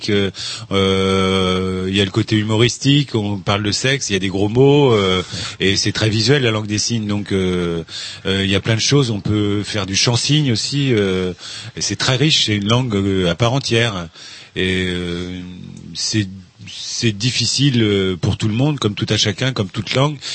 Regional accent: Brittany, France; Moi, je suis né en Bretagne aussi. Je suis breton.

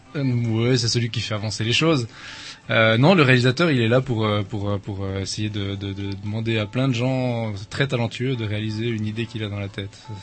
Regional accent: Switzerland; suis originaire de Suisse. Il paraît que ça s'entend un peu

